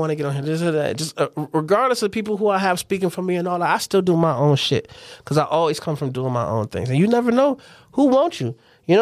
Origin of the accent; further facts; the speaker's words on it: Toledo, Ohio, United States; I'm from Toledo.